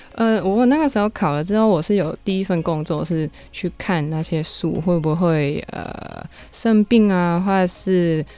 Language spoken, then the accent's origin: Chinese; Hong Kong; moved away; also born or lived in Taiwan; 我是香港来的